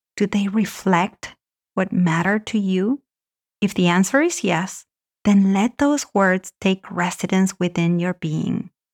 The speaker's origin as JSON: {"language": "English", "country": "Argentina", "tie": "born or raised there", "moved": "yes", "said": "I grew up in Argentina"}